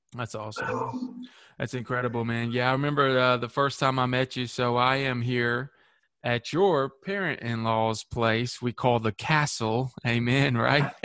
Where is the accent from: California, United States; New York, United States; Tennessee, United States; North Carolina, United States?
Tennessee, United States; Manchester; my hometown here in manchester